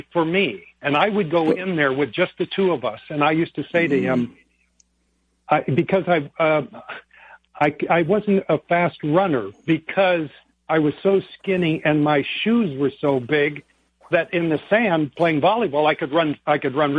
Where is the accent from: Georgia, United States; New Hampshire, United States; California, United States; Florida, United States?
California, United States; El Segundo; I grew up in the great big metropolis here in Southern California called El Segundo.